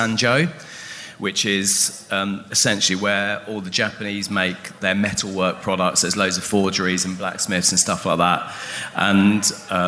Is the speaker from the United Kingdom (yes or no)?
yes; London, United Kingdom; I'm from London